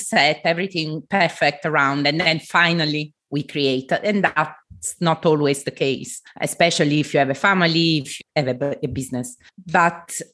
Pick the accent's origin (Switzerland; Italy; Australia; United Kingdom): Italy; Southern Italy; moved away; I come from the south of Italy, from a traditional family